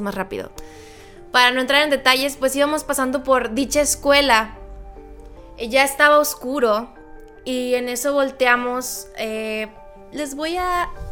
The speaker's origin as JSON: {"language": "Spanish", "town": "Loreto", "region": "Baja California Sur", "country": "Mexico", "tie": "born or raised there", "moved": "yes", "said": "en el hermoso pueblo mágico de Loreto, Baja California Sur, cuando yo tenía 17 años"}